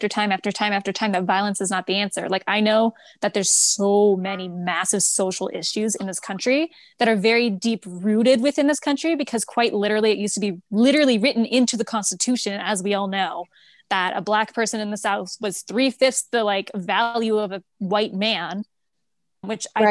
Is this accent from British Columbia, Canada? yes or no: no; Toronto, Ontario, Canada; moved away as an adult; also born or lived in Zurich, Switzerland / New York City, United States; now in United States; I grew up in Toronto. I moved to Zurich